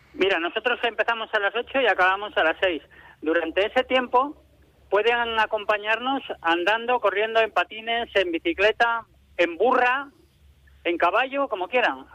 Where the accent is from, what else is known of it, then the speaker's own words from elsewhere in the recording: Quintana de Toranzo, Cantabria, Spain; moved away; mi pueblo, a Quintana de Toranzo